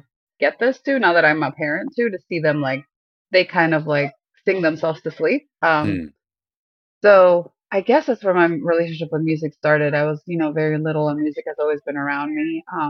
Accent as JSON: {"language": "English", "town": "Miami", "region": "Florida", "country": "United States", "tie": "born there", "also_born_or_lived": "Ecuador", "said": "So where I'm from, I was born here in Miami, but I lived for a little bit in South America. My parents are from Ecuador. So I feel like I've always had like a foot in two worlds. I actually did my primary school in Ecuador."}